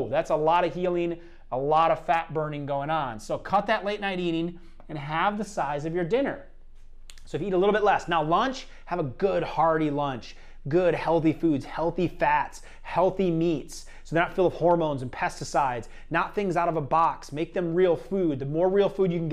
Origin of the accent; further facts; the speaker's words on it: Iowa, United States; I'm from Iowa